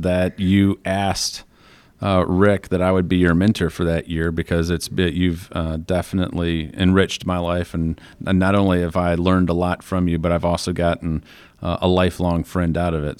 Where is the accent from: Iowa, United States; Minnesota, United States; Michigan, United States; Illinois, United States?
Michigan, United States; Flint; moved away; I was from Flint, Michigan